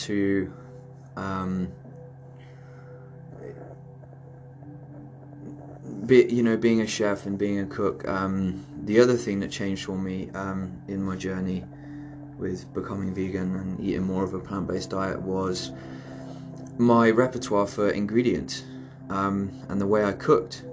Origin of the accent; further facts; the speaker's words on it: Cornwall, South West England, United Kingdom; I'm from Cornwall